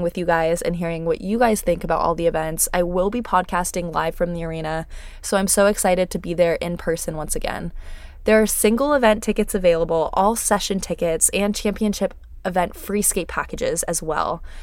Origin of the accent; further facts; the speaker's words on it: San Jose, California, United States; return to my hometown